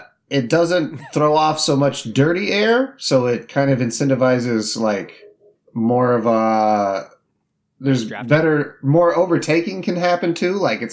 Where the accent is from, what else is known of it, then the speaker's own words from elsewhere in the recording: Indiana, United States; This is funny because growing up in Indiana, it was always the Indianapolis 500. That's the big race there.